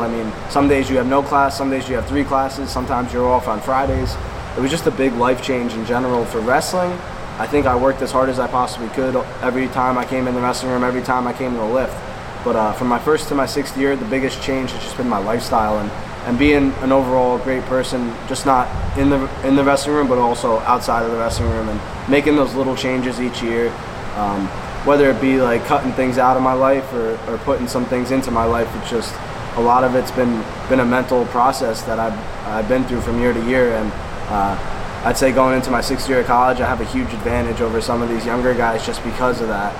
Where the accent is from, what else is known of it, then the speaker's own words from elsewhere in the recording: South Plainfield, New Jersey, United States; I came came from South Plainfield